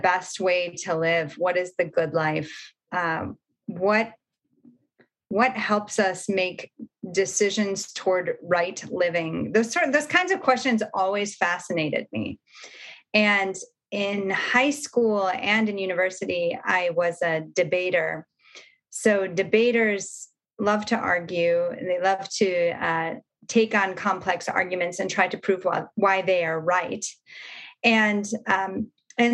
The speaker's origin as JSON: {"language": "English", "region": "Michigan", "country": "United States", "tie": "born or raised there", "moved": "as an adult", "said": "I grew up in Michigan, actually, in the cornfields. Midwesterner"}